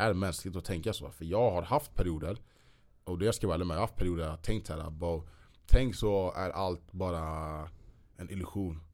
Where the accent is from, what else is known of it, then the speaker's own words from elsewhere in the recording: Sweden; vi svenskar